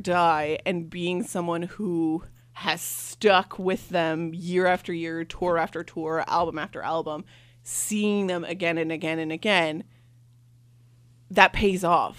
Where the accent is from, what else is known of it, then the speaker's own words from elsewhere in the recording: Canada; I came all the way from Canada.